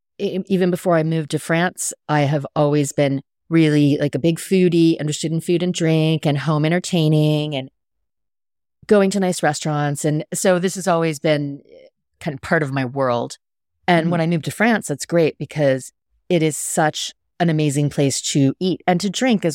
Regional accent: Sweetwater, Texas, United States; also born or lived in England / Hawaii / Washington; I was born in Texas, Sweetwater, Texas, a tiny little town. But I grew up a little bit all over. My dad was in the military, so total military brat. So lived in Texas and England and Hawaii and Washington, and the list goes on.

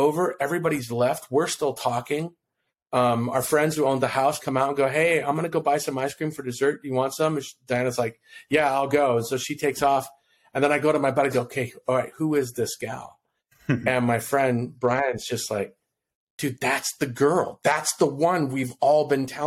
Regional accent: Kona, Hawaii, United States; I'm originally from Hawaii. That's why I said aloha. I'm originally from Kona, Hawaii.

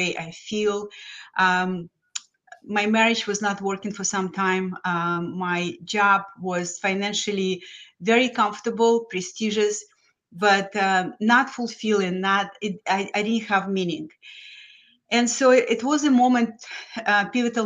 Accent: Lithuania; English is a second language; moved away as an adult; now in United States; I'm a first generation immigrant from Lithuania that used to be former Soviet Union. So I grew up in this horrible regime of Soviets

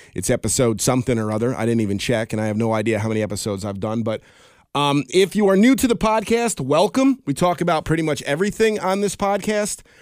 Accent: Albany, New York, United States; in Albany, of all places, in my hometown

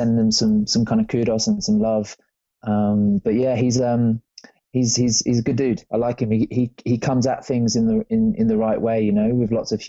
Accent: England, United Kingdom; moved away; I grew up in England, the land of rain

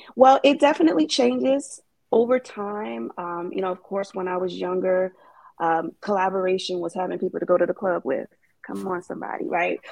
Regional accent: New York City, New York, United States; I am from New York City

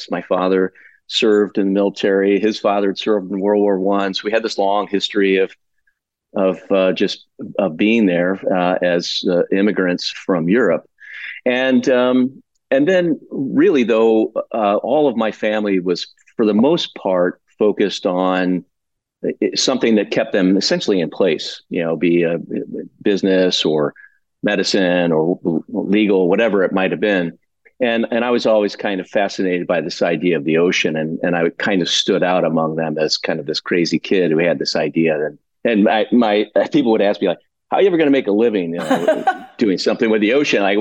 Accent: St. Louis, Missouri, United States; moved away as an adult; also born or lived in Santa Barbara, California; now in Monterey Bay, United States; in St. Louis, St. Louis, Missouri.

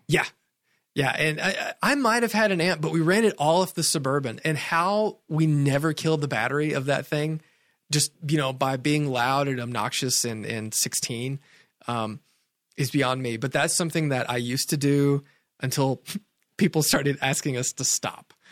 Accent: Sparta, Tennessee, United States; I grew up in Sparta, Tennessee

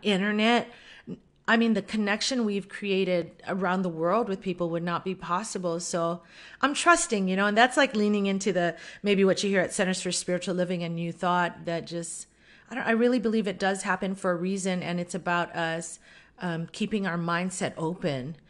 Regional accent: Oahu, Hawaii, United States; also born or lived in Kauai, Hawaii; I was born on Kauai, Kauai. I live on Oahu now, and this is mostly where I grew up.

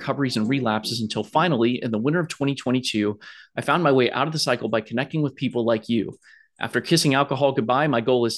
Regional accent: Columbus, Ohio, United States; a native of my hometown, Columbus, Ohio

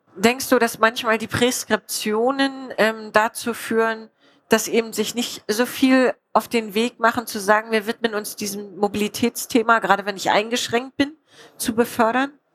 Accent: Spreewald, Brandenburg, Germany; ich komme aus dem Spreewald

